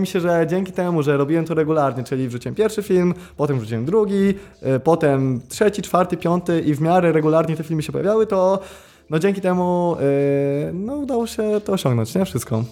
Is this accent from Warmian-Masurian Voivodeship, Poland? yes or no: yes; Ostróda, Warmian-Masurian Voivodeship, Poland; also born or lived in Olsztyn; generalnie wychowywałem się w Ostrudzie